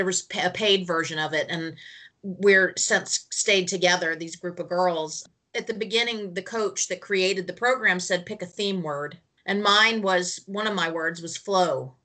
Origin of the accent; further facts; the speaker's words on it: Southern California, United States; now in North Carolina, United States; I'm currently in North Carolina, and I'm from Southern California